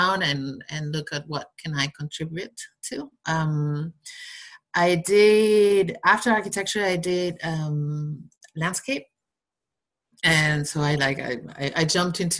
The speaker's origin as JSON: {"language": "English", "region": "Basque Country", "country": "Spain", "moved": "yes", "lives_now": "Barcelona, Spain", "said": "I'm from the Basque country in Spain. I live in Barcelona right now"}